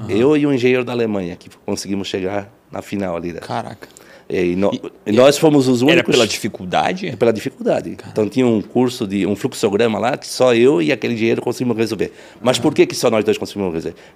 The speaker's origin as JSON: {"language": "Portuguese", "town": "Lages", "region": "Santa Catarina", "country": "Brazil", "tie": "born there", "said": "eu nasci em Lages. Lagiano. 1964, 1 de janeiro de 1964."}